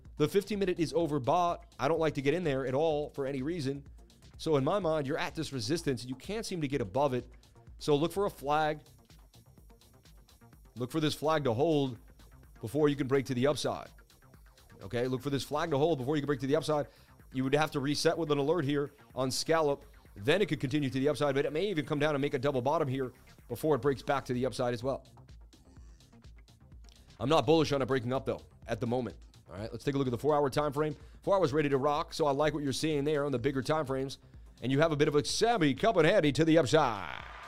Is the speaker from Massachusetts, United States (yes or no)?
yes; Boston, Massachusetts, United States; I'm from Boston, babe. Just know Boston guys got it.